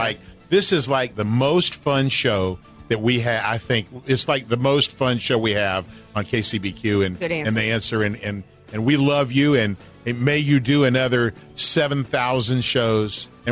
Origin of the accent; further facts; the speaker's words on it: Atlanta, Georgia, United States; I'm from Atlanta, so I'm a huge Falcons fan.